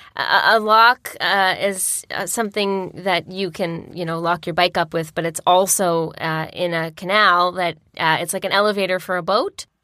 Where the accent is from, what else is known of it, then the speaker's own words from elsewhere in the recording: Peterborough, Ontario, Canada; moved away; also born or lived in Nantes, France; I grew up in East City